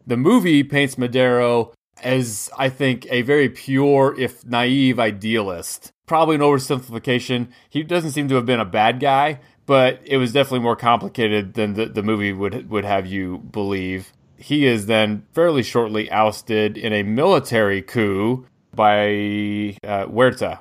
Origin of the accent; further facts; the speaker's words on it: United States; as an American